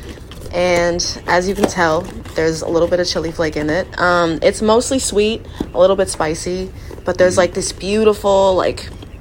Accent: New York, United States; I grew up in New York

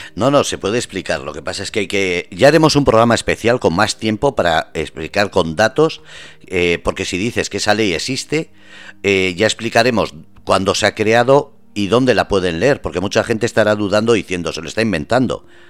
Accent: Basque Country, Spain; also born or lived in Andalusia; now in Murcia, Spain; soy nacido vasco, me siento vasco y me siento orgulloso de ser español

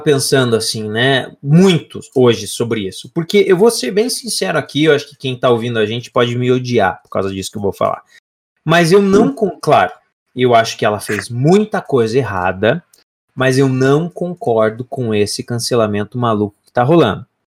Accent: Lapa, Paraná, Brazil; Eu sou da cidade da Lapa, interior

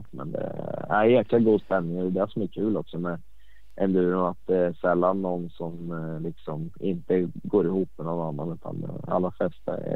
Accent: Sweden; Så att eh, sjukt coolt som svensk att kunna vinna det.

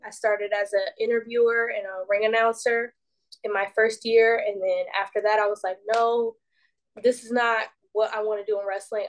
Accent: Decatur, Georgia, United States; So I was born and raised in Decatur, Georgia, which is like 20 minutes east of Atlanta.

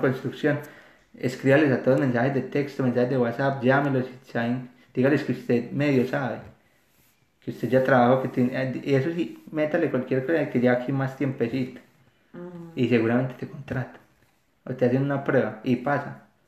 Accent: Medellín, Antioquia, Colombia; moved away as an adult; now in Australia; yo soy de Medellín

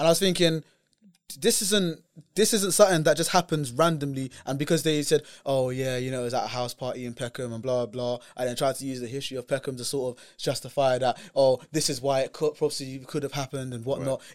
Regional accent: United Kingdom; as a British person

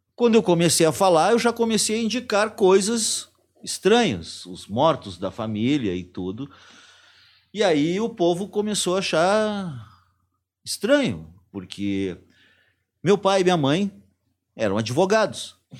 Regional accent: Brazil; eu ser brasileiro

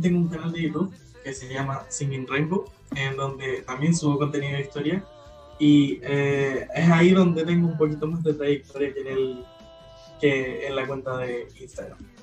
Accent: Chile; soy de Chile

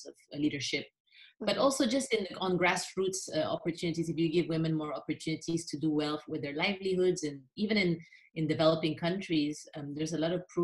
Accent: Philippines; moved away as an adult; also born or lived in Europe / Japan; I was born in the Philippines. I grew up mostly in the Philippines, although I did grow up also partly in Europe.

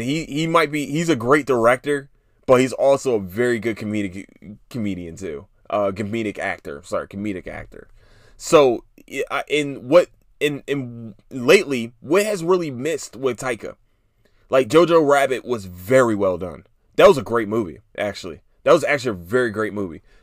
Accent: Philadelphia, Pennsylvania, United States; I'm from Philadelphia. I'm from North Philly

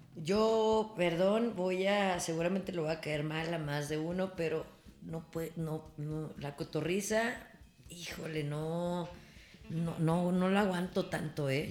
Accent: Torreón, Coahuila, Mexico; yo soy de Torreón y del mundo

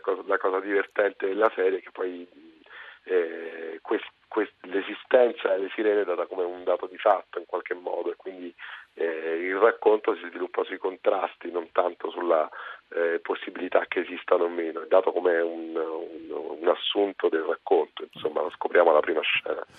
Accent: Naples, Campania, Italy; Io sono napoletano

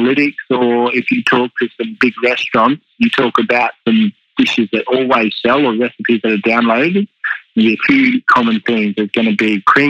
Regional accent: Katherine, Northern Territory, Australia; now in Melbourne, Australia; growing up in the Territory and moving to Melbourne

